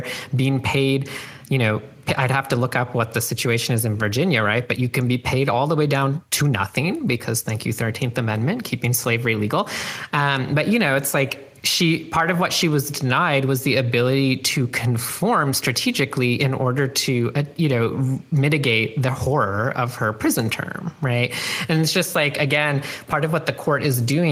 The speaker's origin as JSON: {"language": "English", "country": "Canada", "tie": "born or raised there", "moved": "yes", "lives_now": "United States", "said": "growing up in Canada"}